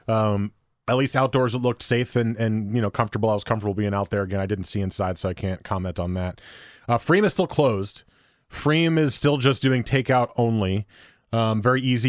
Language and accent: English; New Jersey, United States; I grew up in New Jersey